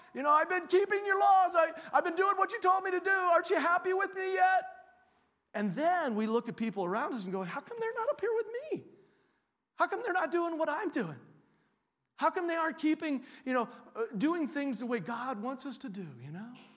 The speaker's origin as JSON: {"language": "English", "area": "Champaign County", "region": "Illinois", "country": "United States", "also_born_or_lived": "Iowa / Texas / Europe", "moved": "as an adult", "lives_now": "Cedar Rapids, United States", "said": "I was originally from Champaign County, Illinois, so I'm a Illini fan"}